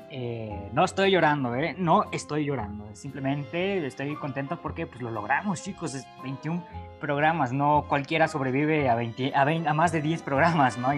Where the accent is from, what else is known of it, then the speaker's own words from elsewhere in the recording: Mexico; México, que bueno, yo soy de México, Chuyino también es de México